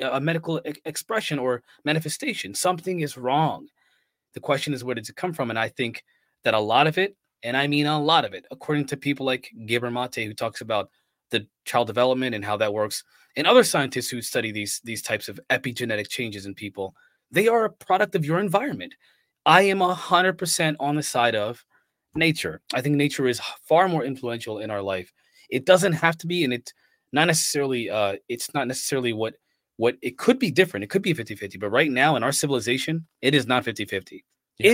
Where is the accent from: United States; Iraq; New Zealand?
United States; I'm an American